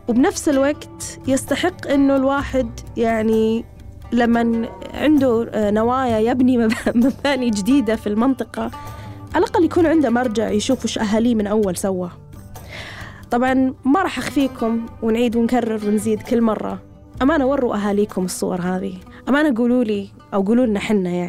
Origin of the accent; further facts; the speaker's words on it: Syria; يعني أنا رحت جدة أنا سوري يا أهل جدة